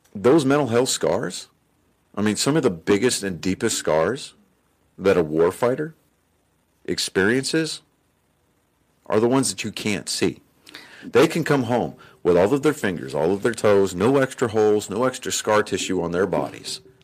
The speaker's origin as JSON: {"language": "English", "region": "Texas", "country": "United States", "said": "I'm from Texas"}